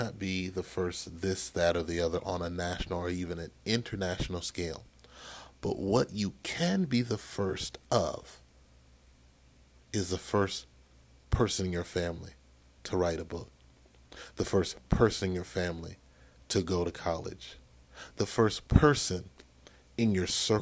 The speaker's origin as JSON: {"language": "English", "region": "Maryland", "country": "United States", "said": "my home state of Maryland"}